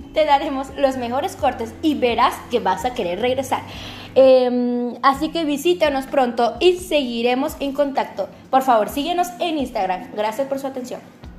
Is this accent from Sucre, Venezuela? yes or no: no; Caracas, Capital District, Venezuela; Nací en Caracas el 24 de enero de 1947.